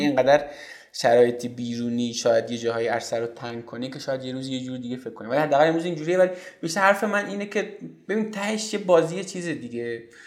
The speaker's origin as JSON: {"language": "Persian", "country": "Iran", "tie": "born or raised there", "said": "ما توی این آب و خاک به دنیا اومدیم"}